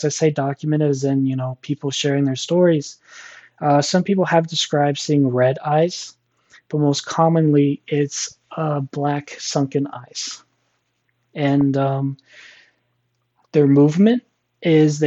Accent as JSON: {"language": "English", "region": "Missouri", "country": "United States", "said": "I'm from Missouri"}